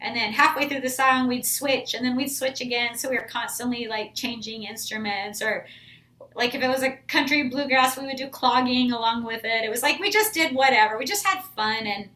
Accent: Idaho, United States; now in Texas, United States; I grew up in Idaho in a really small town and grew up playing music

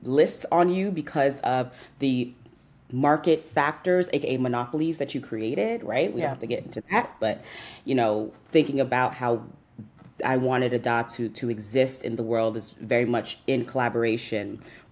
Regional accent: New York City, New York, United States; I'm from New York, born and raised here to Nigerian parents. I'm from Southeast Queens

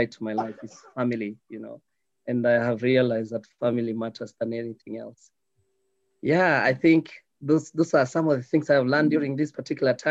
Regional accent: Nairobi, Kenya; So I was born in Nairobi. I stayed up with my family in Nairobi and not the suburbs of Nairobi. So I grew up in the deepest and the poorest parts of Nairobi.

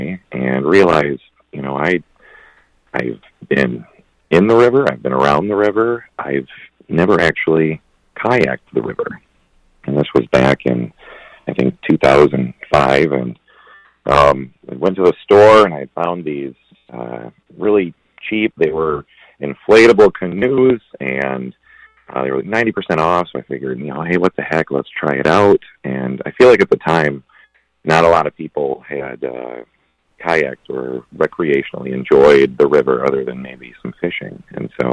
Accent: Flushing, Michigan, United States; also born or lived in Flint, Michigan; I was born in Flint and raised in Flushing

